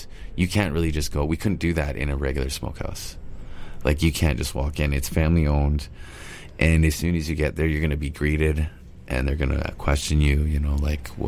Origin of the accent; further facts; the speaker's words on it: Stó:lō Nation, British Columbia, Canada; I'm from Stalo Nation. So river people, Stalo means river. So Stalo river people, and raised on salmon.